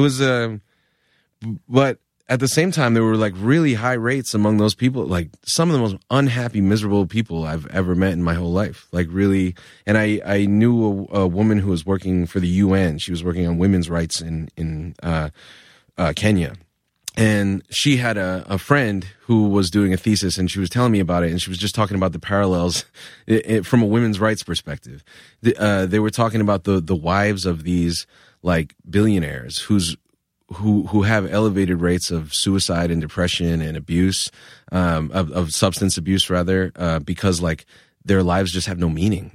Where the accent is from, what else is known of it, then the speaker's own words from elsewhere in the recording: Providence, Rhode Island, United States; moved away as an adult; now in New York, United States; I grew up in Rhode Island